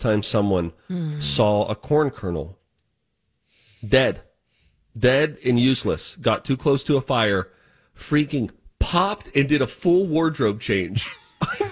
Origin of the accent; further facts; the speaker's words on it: Pittsburgh, Pennsylvania, United States; who I grew up with in Pittsburgh